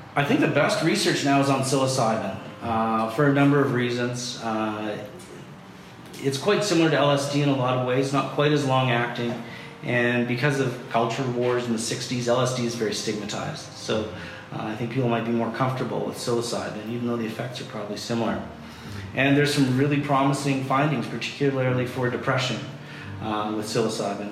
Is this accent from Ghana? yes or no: no; Canada; I'm just being Canadian